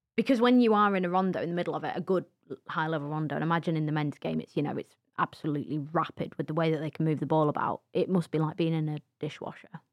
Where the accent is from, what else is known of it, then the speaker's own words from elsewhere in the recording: England, United Kingdom; we were just, you know, categorized as the English.